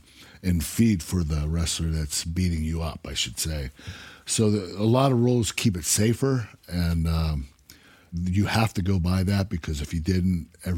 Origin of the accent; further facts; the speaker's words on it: Pittsburgh, Pennsylvania, United States; I was from Pittsburgh, that was Philadelphia.